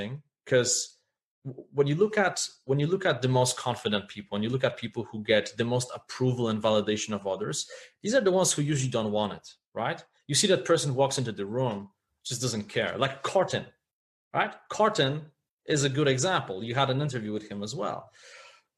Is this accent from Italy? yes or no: no; Poland; when I was growing up in Poland